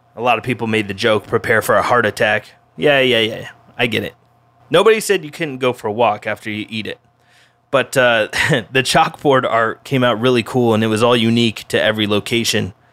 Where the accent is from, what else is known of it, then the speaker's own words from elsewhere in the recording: Denver, Colorado, United States; now in Oahu, United States; my hometown of Denver, Colorado